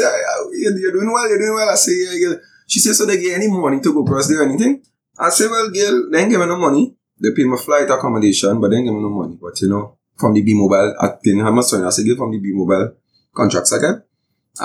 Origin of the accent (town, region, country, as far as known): Trinidad & Tobago